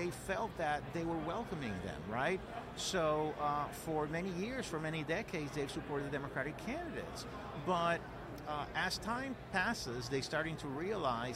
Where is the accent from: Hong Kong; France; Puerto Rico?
Puerto Rico; I'm originally from Puerto Rico, born and raised of immigrant parents, so first generation American.